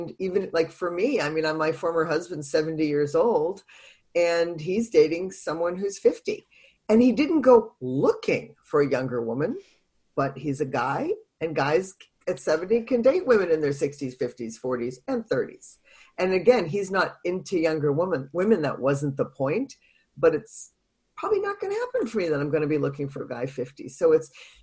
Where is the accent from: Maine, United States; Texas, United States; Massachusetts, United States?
Massachusetts, United States; Boston; now in San Diego, United States; I'm from Boston